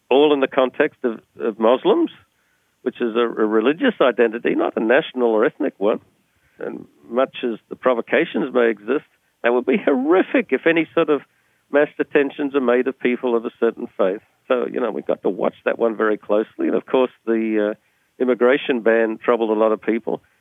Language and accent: English; Australia; now in United States; When I came from Australia, we used to do essays even in high school. I come to the US, and they just multiple choice.